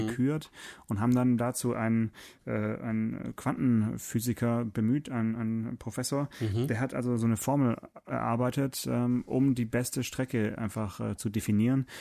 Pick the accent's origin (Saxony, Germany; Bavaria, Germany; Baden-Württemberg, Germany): Baden-Württemberg, Germany; Swabia; ich bin ja Schwabe